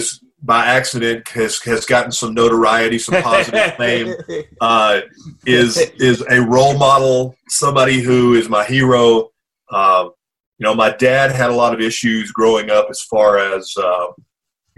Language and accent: English; Pine Bluff, Arkansas, United States; I was born in Pine Bluff, Arkansas